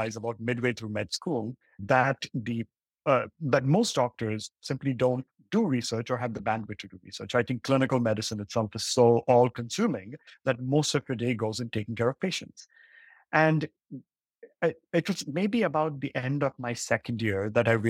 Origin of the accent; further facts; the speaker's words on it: Mumbai, Maharashtra, India; I grew up in Mumbai